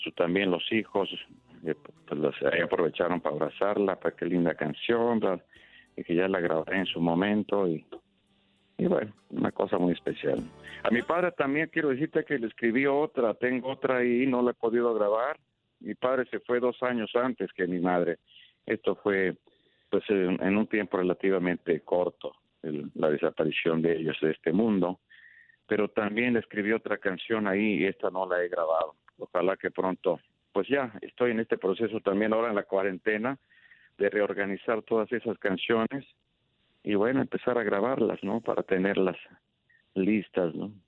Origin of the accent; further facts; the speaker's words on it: Ario de Rosales, Michoacán, Mexico; moved away; En mi pueblo, por ejemplo, en Área Rosales, pues ya no tengo familiares